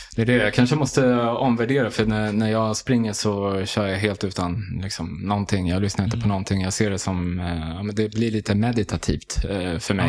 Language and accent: Swedish; Haninge, Stockholm County, Sweden; also born or lived in Järfälla / Tunisia; då bosatte vi oss i Västerhaninge, i, i Haninge. Så där jag, liksom, det är där jag eh, är, eh, känner som liksom, mitt hem